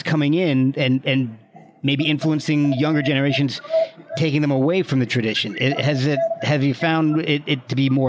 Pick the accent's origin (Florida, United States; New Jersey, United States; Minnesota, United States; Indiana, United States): New Jersey, United States; also born or lived in Alabama; now in Virginia, United States; I'm Irish Catholic from New Jersey down to Alabama and now in Virginia. So I have no no French, no Cajun in me.